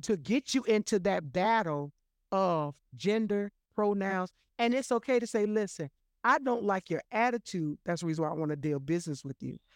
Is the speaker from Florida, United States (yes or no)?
yes; Florida, United States; I'm born and raised in Florida